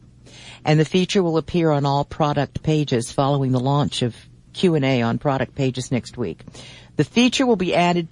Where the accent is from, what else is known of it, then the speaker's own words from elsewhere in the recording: Virginia, United States; Charlottesville, Virginia, my home state